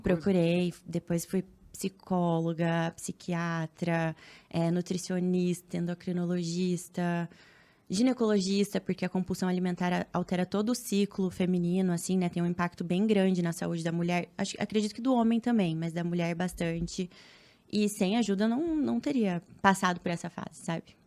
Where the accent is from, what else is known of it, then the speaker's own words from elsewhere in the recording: Cascavel, Paraná, Brazil; moved away as an adult; now in Rio de Janeiro, Brazil; eu moro no Rio, mas sou paranaense. Sou de Cascavel, do interior.